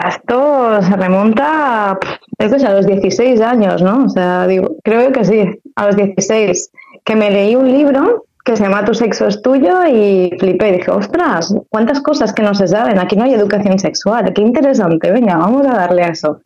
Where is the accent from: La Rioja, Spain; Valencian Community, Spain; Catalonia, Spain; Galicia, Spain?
Valencian Community, Spain; Alcoy; moved away as an adult; now in Valencia, Spain; soy de Alcoy